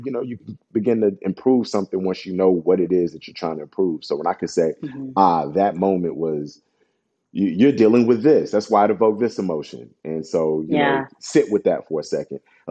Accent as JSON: {"language": "English", "town": "Chicago", "region": "Illinois", "country": "United States", "said": "I'm Ghanaian from the city of Chicago"}